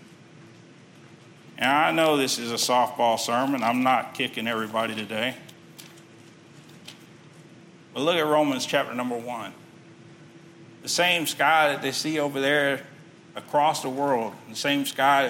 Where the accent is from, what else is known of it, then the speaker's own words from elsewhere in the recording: Texas City, Texas, United States; I grew up in Texas City.